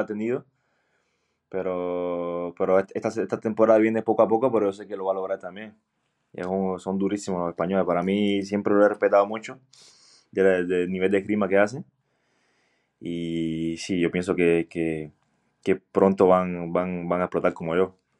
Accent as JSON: {"language": "Spanish", "region": "Cienfuegos", "country": "Cuba", "moved": "yes", "lives_now": "Belgium", "said": "Y empecé en Cienfuegos, yo soy de Cienfuegos."}